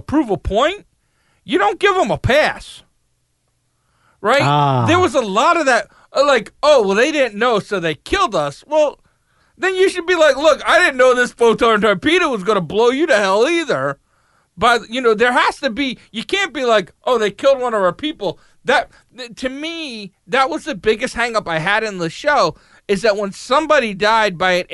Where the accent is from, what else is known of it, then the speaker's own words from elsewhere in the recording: United States; I'm American. I grew up in America